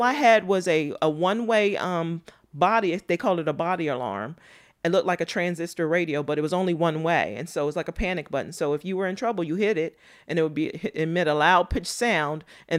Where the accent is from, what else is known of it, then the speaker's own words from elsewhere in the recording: Mocksville, North Carolina, United States; born there; I think it comes from, I was born in Moxville, North Carolina. If you look it up, it's maybe 10 square miles. It's a small town. At the time I was there, it was one red light and red dirt.